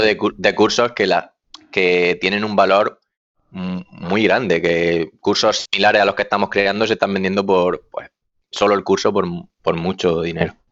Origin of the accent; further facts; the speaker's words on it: Almería, Andalusia, Spain; now in Murcia, Spain; yo estoy ahora mismo trabajando en Murcia, pero soy de Almería